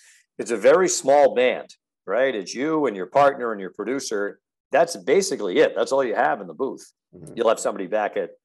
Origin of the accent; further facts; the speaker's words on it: Pawtucket, Rhode Island, United States; moved away as an adult; also born or lived in Wheeling, West Virginia; I grew up in Pawtucket, just north of Providence